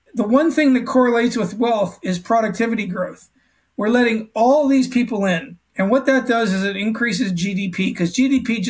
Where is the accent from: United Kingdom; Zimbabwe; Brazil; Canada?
Canada; now in Australia; I'm Canadian, native born Canadian